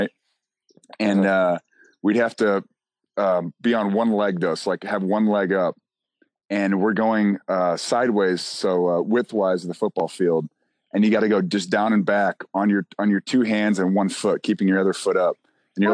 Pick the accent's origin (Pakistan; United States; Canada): United States; Michigan; And I came from Michigan where it was just like, holy moly.